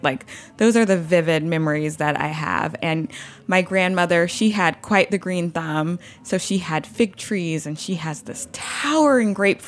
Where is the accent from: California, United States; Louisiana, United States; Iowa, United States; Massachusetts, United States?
Louisiana, United States; now in New York City, United States; So, you know, I live in New York City. I'm from Louisiana. Most of my family is still in Louisiana.